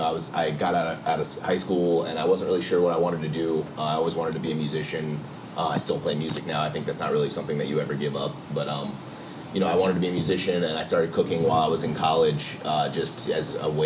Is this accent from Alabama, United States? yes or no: no; Maryland, United States; I'm from Maryland. I've been here in the city since I was about 19, about to turn 20 years old.